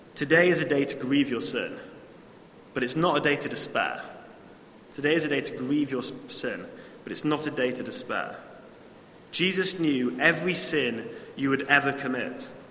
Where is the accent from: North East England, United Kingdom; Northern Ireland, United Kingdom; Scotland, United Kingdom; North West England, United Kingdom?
North East England, United Kingdom; Newcastle upon Tyne; also born or lived in Sheffield; I grew up in Newcastle I moved away for four years to Sheffield.